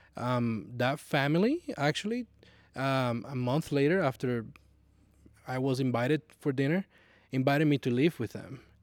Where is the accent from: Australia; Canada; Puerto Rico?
Puerto Rico; moved away as an adult; also born or lived in Nashville, Tennessee; when I moved from Puerto Rico in, uh, two thousand ten, I moved to Nashville, Tennessee